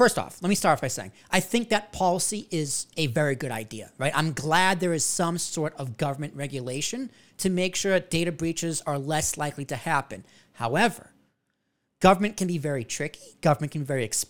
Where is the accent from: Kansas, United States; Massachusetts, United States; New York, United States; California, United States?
Massachusetts, United States; now in New Jersey, United States; I was born in Massachusetts. I have a Massachusetts social security number